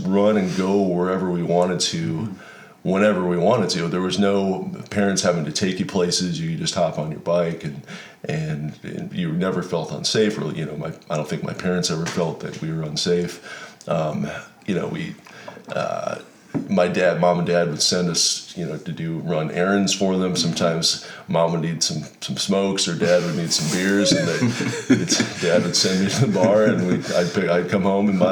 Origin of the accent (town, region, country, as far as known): Emery, South Dakota, United States; born or raised there